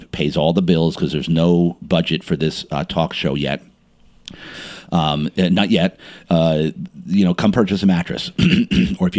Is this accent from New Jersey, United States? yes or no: yes; Montclair, New Jersey, United States; I was born and raised in Jersey.